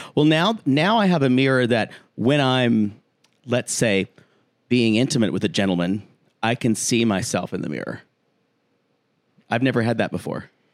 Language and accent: English; South Carolina, United States; my home state of South Carolina